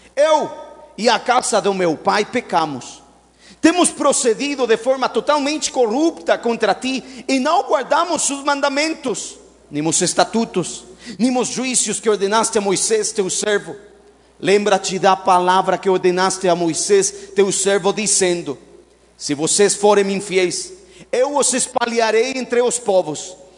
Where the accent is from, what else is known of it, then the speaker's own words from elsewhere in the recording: Mexico; Portuguese is a second language; now in Brazil; eu sou mexicano